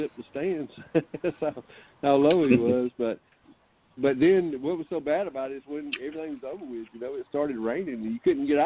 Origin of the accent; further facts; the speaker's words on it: Rome, United States; right here in my hometown in Rome